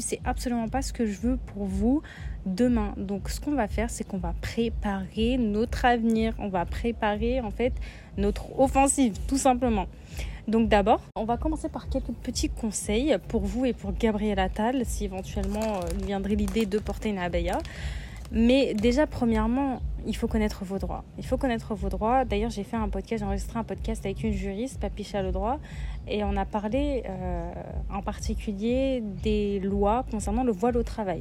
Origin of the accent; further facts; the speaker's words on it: Lyon, Auvergne-Rhône-Alpes, France; moi je viens de Lyon